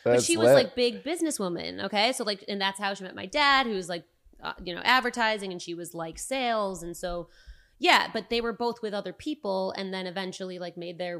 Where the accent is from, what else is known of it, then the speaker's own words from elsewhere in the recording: Rochester, United States; now in California, United States; I don't see myself moving back to my hometown.